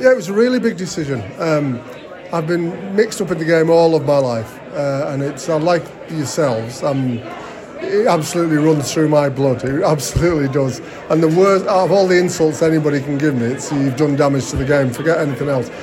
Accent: Barrow-in-Furness, North West England, United Kingdom; I was brought up in Cumbria. I was brought up around Barrows.

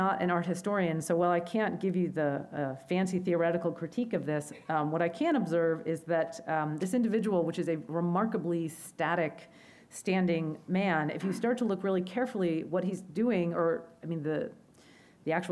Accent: the North, United States; now in Virginia, United States; I was from the North

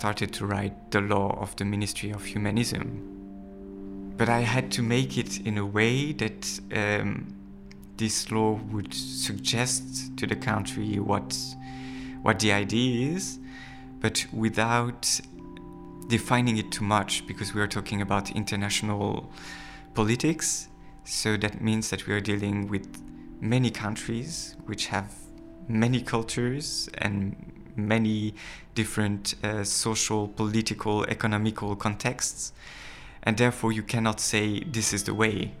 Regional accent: France; moved away; I'm from France.

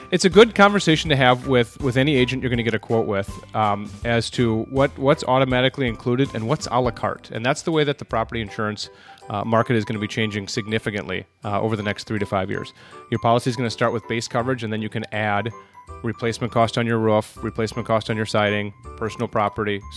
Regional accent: Minneapolis, Minnesota, United States; also born or lived in New Brighton, Minnesota; Northeast Minneapolis and a little bit of New Brighton

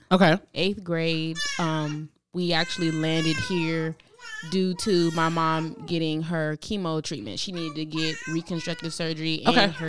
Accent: Brooklyn, New York, United States; now in Augusta, United States; Um, I am actually originally from Brooklyn. I was actually born

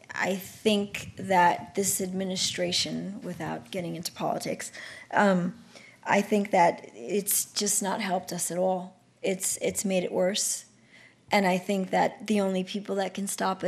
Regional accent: New York City, New York, United States; I come from the South Bronx. I come from 2 drug-addicted parents.

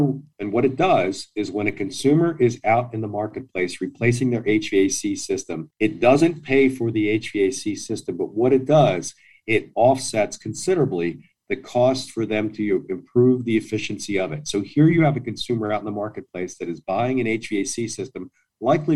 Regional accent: outside of Philadelphia, Pennsylvania, United States; I grew up outside of Philadelphia

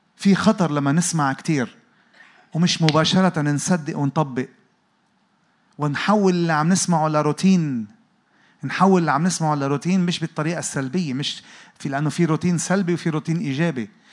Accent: Lebanon; انا جاي من لبنان

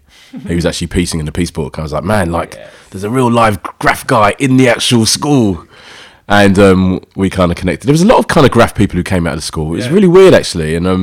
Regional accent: London, United Kingdom; I'm originally from South London, East Dulwich, Peckham.

